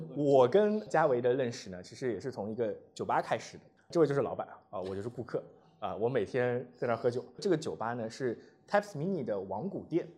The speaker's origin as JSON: {"language": "Chinese", "region": "Zhejiang", "country": "China", "also_born_or_lived": "Shanghai", "moved": "as an adult", "lives_now": "Shenzhen, China", "said": "我是一九年从深圳的北方来的深圳，我是浙江人，然后我在浙江待了二十二年，然后在上海生活了八年，然后才来的深圳"}